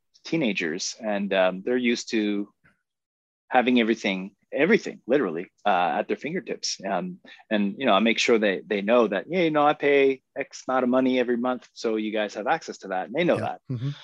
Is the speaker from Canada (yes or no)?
yes; Moncton, New Brunswick, Canada; I grew up in Moncton. I wasn't born here, but I grew up here.